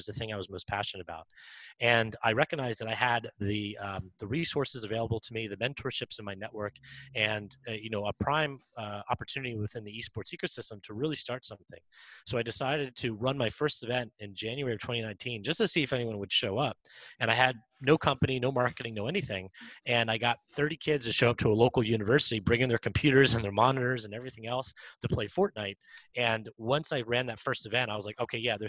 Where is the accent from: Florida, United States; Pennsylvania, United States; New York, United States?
Pennsylvania, United States; Lancaster; I grew up in Lancaster, Pennsylvania, which is well known as Amish country here in Pennsylvania